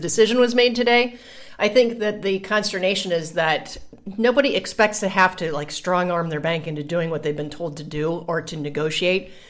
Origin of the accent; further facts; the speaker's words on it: Columbus, Ohio, United States; now in Puerto Rico; when I go back to visit Columbus